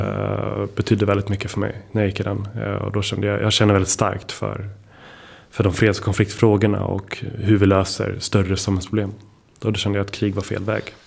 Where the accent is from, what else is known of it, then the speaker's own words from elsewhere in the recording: Stockholm, Stockholm County, Sweden; Jag är faktiskt född och uppväxt här på Södermalm där vi är just nu